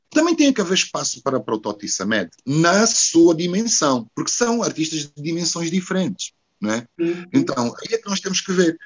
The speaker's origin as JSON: {"language": "Portuguese", "town": "Porto", "region": "Norte", "country": "Portugal", "tie": "born or raised there", "also_born_or_lived": "Brazil", "moved": "as an adult", "lives_now": "Luanda, Angola", "said": "se eu cresci em Portugal, se eu já vivi no Brasil"}